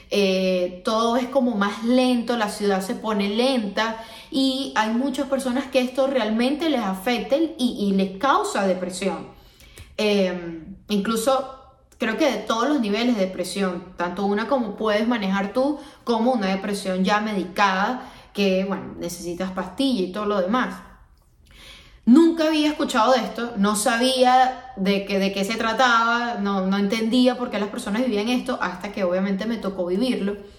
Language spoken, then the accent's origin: Spanish; Venezuela; moved away as an adult; also born or lived in Miami; now in United States; vengo de Venezuela, una zona que es muy tropical, que todo el año tenemos calor